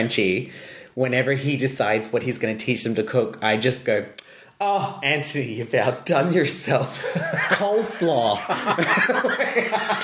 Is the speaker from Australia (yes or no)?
yes; Australia; I am Australian.